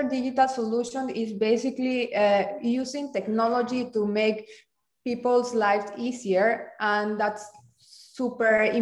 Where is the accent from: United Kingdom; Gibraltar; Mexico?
Mexico; moved away; I'm from Mexico.